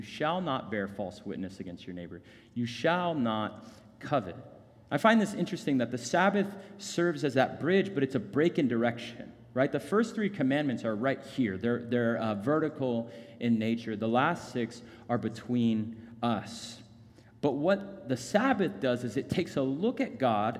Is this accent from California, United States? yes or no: no; Phoenix, Arizona, United States; I grew up in North Phoenix